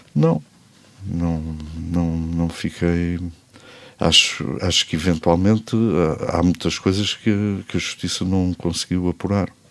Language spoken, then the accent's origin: Portuguese; Portugal; eu sou português até à medula